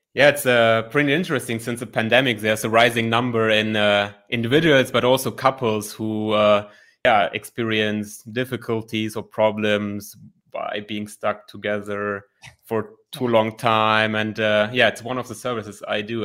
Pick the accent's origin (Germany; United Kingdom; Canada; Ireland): Germany; I'm from Germany, twenty-nine years old, and I'm a licensed psychologist here in Germany